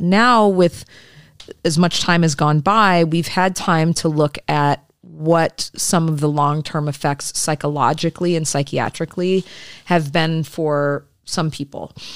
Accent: Michigan, United States; I'm from Michigan

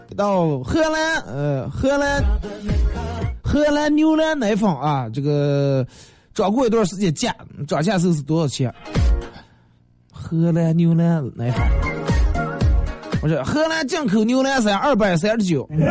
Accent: Northeast China, China; 我是个东北人

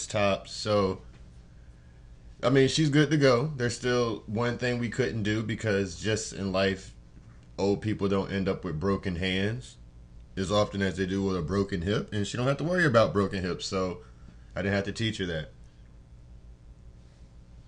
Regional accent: Virginia, United States; my hometown of Virginia

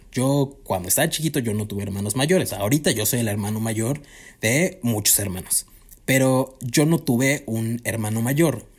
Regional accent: Cuernavaca, Morelos, Mexico; moved away; yo también soy foráneo, eh, vaya, venimos de Cuernavaca los dos

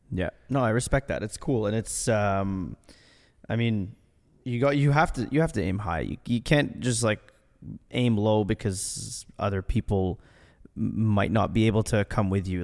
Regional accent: Ottawa, Ontario, Canada; I'm from Ottawa.

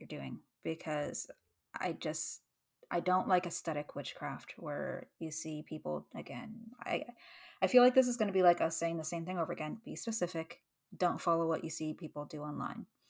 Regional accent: Canada; as a Canadian

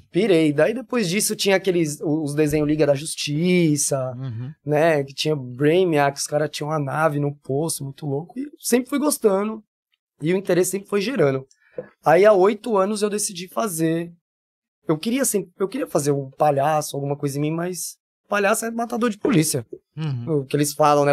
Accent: São Paulo, Brazil; accent: paulista; moved away as an adult; also born or lived in Rondonópolis / Minas Gerais; now in Jaboatão dos Guararapes, Brazil; sou de São Paulo capital, tenho 40 anos e 20, 38 lá.

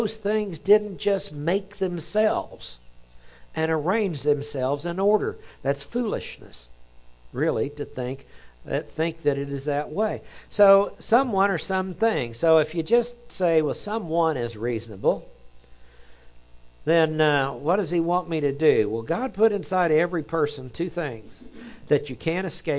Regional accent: Oklahoma, United States; accent: Oklahoma; my Oklahoma accent comes out

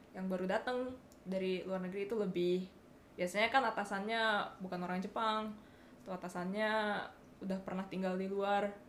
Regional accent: Bali, Indonesia; now in Japan; gue dari Bali

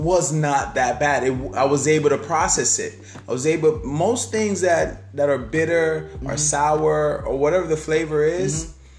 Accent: Jamaica; I'm Jamaican.

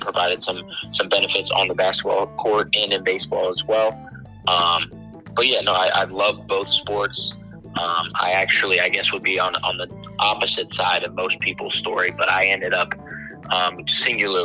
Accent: Canton, Ohio, United States; moved away as an adult; now in New Jersey, United States; I'm from Canton, Ohio. I'm currently one of the directors of recruiting at the Hoop Group, a grassroots basketball company based out of New Jersey. I'm a former college basketball player. Like I said, grew up in Canton, Ohio

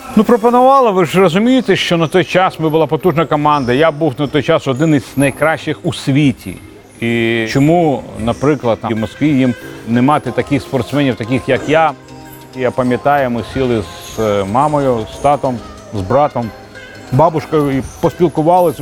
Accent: Kyiv, Ukraine; Я виріс в Києві

